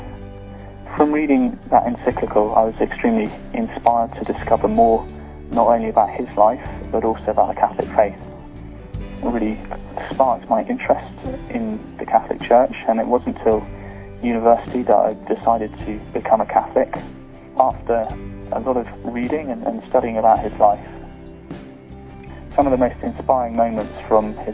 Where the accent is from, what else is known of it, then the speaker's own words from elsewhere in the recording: United Kingdom; I'm from the United Kingdom